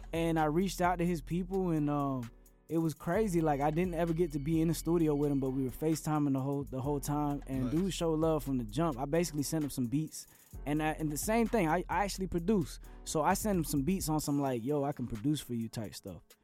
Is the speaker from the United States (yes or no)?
yes; Central Florida, United States; born or raised there; also born or lived in San Juan, Puerto Rico / Atlanta